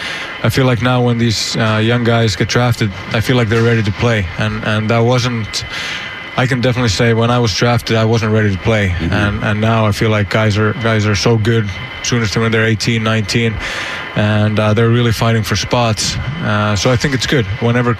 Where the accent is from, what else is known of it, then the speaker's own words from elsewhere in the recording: Finland; moved away; I'm from Finland